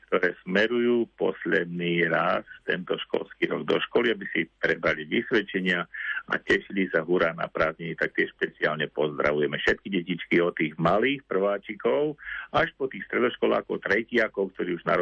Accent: Liptovské Revúce, Žilina Region, Slovakia; na základnej škole u nás v Litovských revúcach

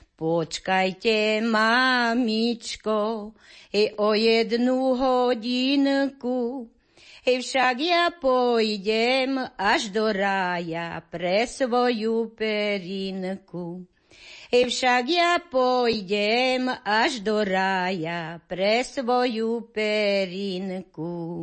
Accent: Pohorelá, Banská Bystrica Region, Slovakia; moved away; ja som ináč z Pohrelej

